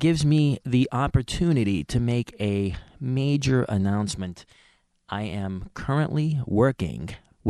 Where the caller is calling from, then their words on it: New York, United States; I'm calling from Midtown Manhattan.